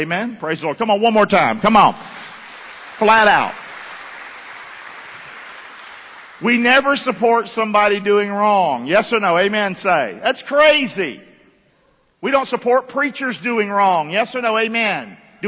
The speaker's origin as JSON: {"language": "English", "town": "Rockingham", "region": "North Carolina", "country": "United States", "tie": "born or raised there", "moved": "yes", "lives_now": "Englewood, United States", "said": "Fellowship Church, Englewood, Florida. I grew up down in Rockingham."}